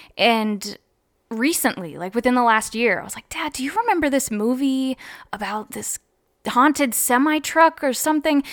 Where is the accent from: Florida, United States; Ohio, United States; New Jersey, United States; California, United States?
Ohio, United States; Columbus; also born or lived in Athens, Ohio; I'm from Columbus, Ohio, and I went to college in Athens, Ohio